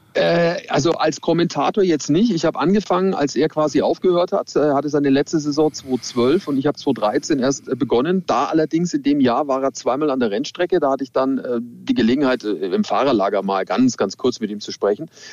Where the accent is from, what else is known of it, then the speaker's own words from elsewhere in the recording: Nuremberg, Bavaria, Germany; ich komme aus Nürnberg und mein Opa, der hat mich immer mitgenommen an den Norrisring